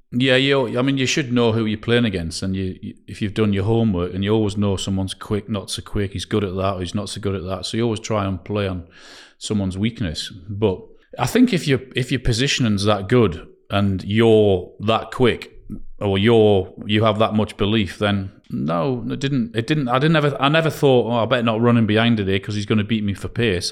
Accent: Newcastle upon Tyne, North East England, United Kingdom; I'm from Newcastle

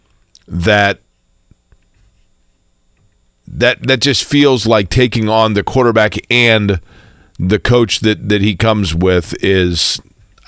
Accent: Indianapolis, Indiana, United States; this is my hometown

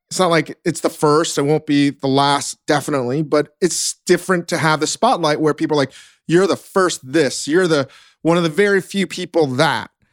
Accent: Northern Virginia, United States; I grew up in Northern Virginia

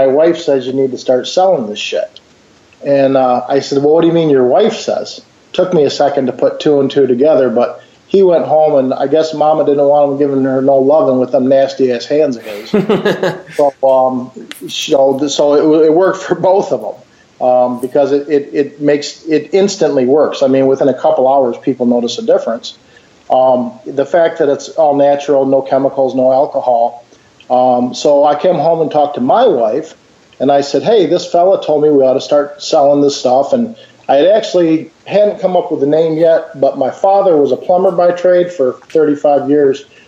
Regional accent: Grand Rapids, Michigan, United States; Grand Rapids, Michigan, Beer City, USA

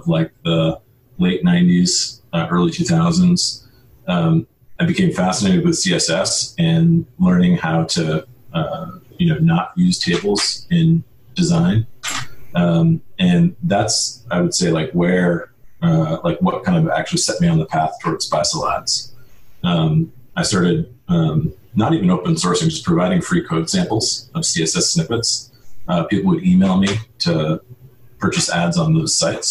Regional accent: Kennebunkport, Maine, United States; I grew up in a small town called Cape Porpoise, Maine, which most people know as Kennebunkport

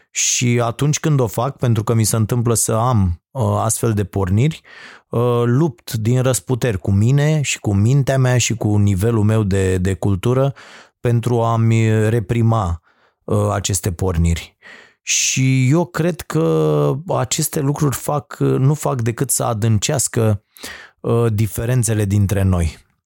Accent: Romania; pentru mine faptul că sunt român

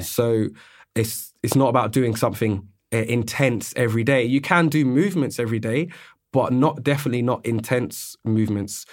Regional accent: London, United Kingdom; also born or lived in Australia; I'm born and raised in London

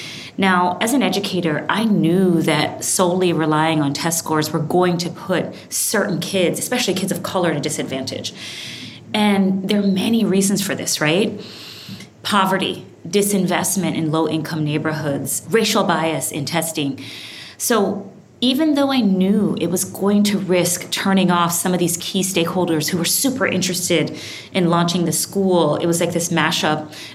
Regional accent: Brooklyn, New York, United States; also born or lived in Kingston, Jamaica; started when I was a girl growing up in Brooklyn, New York, but also Kingston, Jamaica.

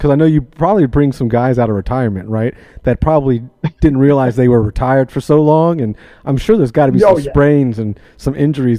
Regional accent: Florida, United States; I'm from Florida. So it's like when I leave Florida, it just becomes a weirder world outside of it.

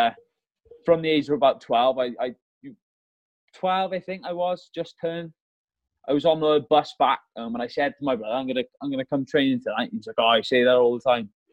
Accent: Malvern, West Midlands, United Kingdom; moved away as an adult; also born or lived in Merthyr Tydfil, Wales; I'm originally from Merthyr Tydfil in South Wales, uh, but when I was a youngster, well, I was seven years old. We moved up in England in a place called Malvern

